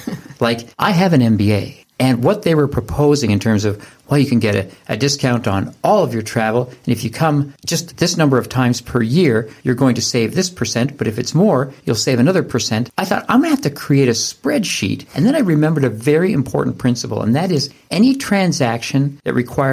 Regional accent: Canada; we're from Canada

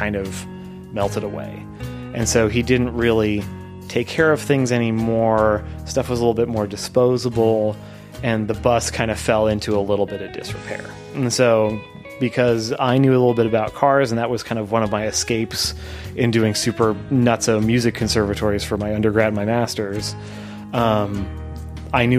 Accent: Canada; we're all Canadian

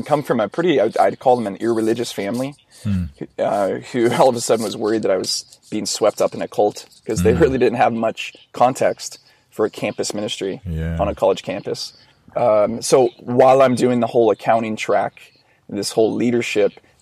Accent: Orange County, California, United States; also born or lived in San Diego; growing up in Orange County

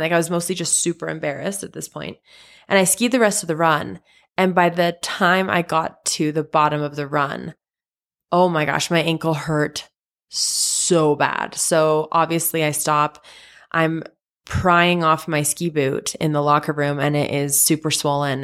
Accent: Salt Lake City, Utah, United States; I am from Salt Lake City, Utah, born and raised.

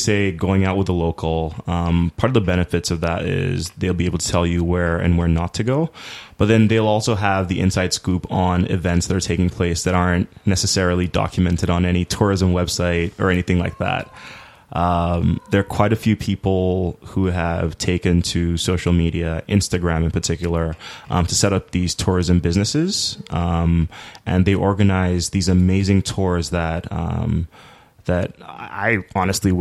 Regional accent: Lagos, Nigeria; first language English; moved away as an adult; also born or lived in Chicago, United States; I'm from Nigeria. I was born in Lagos.

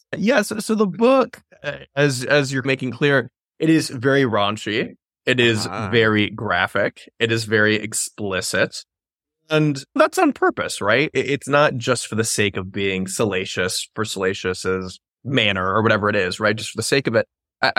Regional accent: the South, United States; I grew up in the South, my politics, my family.

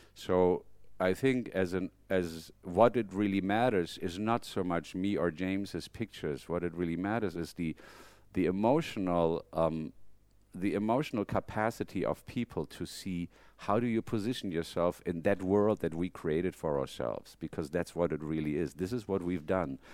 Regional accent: Germany; moved away as an adult; now in United States; am I a very German person? No, because when I'm in Germany, I feel I'm not at home

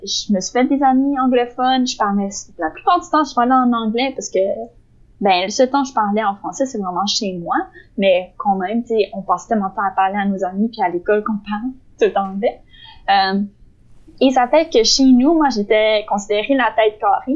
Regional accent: Quebec, Canada; je suis née dans une famille québécoise et tout, mais euh, tout, tous mes études, je les ai faites en anglais

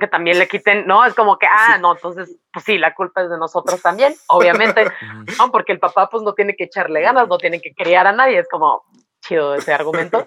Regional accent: Mexico; somos mexicanas

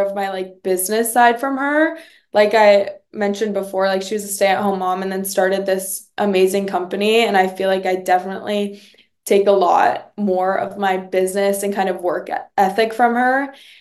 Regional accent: New York City, New York, United States; moved away as an adult; growing up there all my life

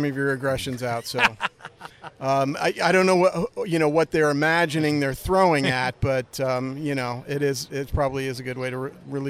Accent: Westport, Connecticut, United States; I grew up in Westport, Connecticut.

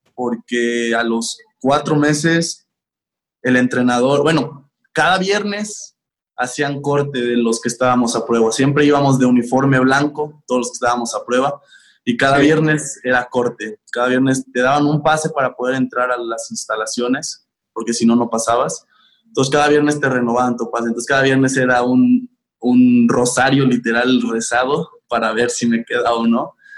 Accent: Mexico City, Mexico; yo soy de la Ciudad de México

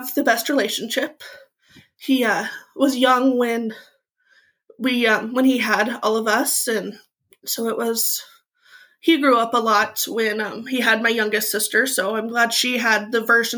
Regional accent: Eastern Washington, United States; I grew up in Eastern Washington in a small mining and logging town.

